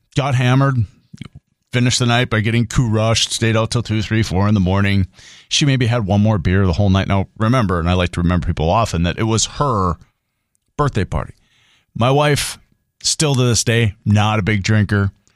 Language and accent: English; Grand Forks, North Dakota, United States; I'm from here. I'm from Grand Forks, East Grand Forks. The people that I grew up